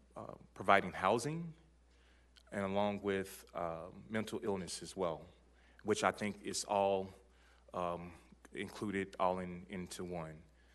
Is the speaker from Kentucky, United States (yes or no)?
yes; Louisville, Kentucky, United States; I am from Louisville, born and raised, and I live in District 6.